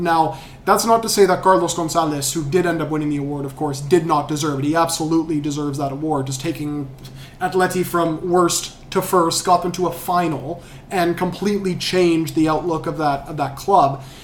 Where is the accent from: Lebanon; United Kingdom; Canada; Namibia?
Canada; Vancouver, British Columbia; we're all from Vancouver here.